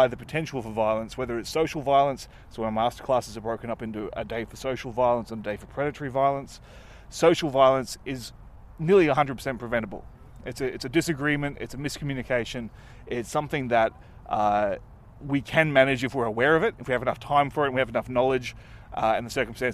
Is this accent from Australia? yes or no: yes; Australia; I'm from Australia.